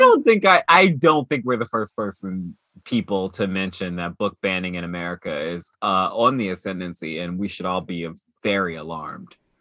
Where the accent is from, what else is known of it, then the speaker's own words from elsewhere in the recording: Dayton, Ohio, United States; moved away; in my hometown, Dayton, Ohio, when I was growing up